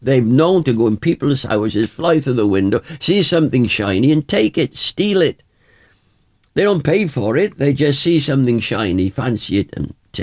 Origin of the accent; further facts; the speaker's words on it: Wales, United Kingdom; When I was growing up in Wales, we'd go up into the mountain